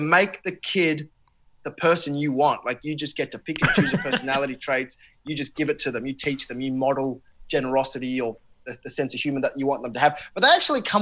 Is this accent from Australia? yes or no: yes; Australia; an Australian-born person of Sri Lankan heritage